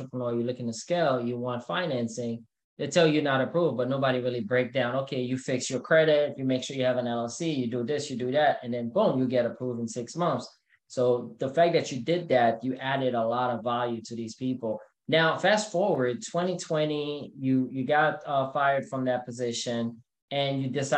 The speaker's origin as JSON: {"language": "English", "country": "Haiti", "moved": "yes", "said": "I'm from Haiti"}